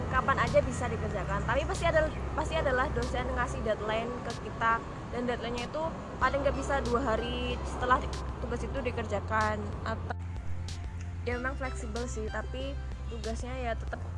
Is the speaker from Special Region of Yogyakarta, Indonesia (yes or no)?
yes; Bantul, Special Region of Yogyakarta, Indonesia; Asalnya dari Bantul, asli Jogja.